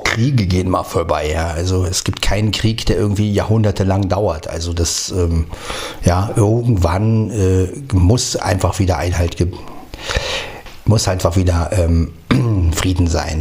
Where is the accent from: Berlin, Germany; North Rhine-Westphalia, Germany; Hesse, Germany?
Berlin, Germany; moved away; Berlin, Berlin, meine Heimat